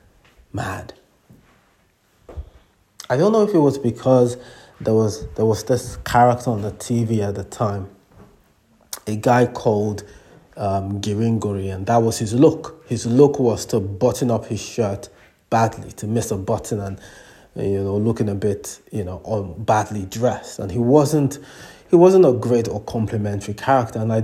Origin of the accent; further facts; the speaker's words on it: Nigeria; moved away; When I was growing up in Nigeria, much younger